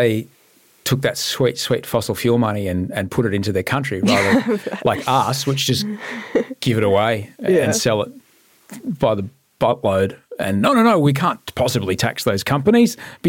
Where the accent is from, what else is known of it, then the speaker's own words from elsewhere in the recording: Brisbane, Queensland, Australia; I grew up in Brisbane and it's the same.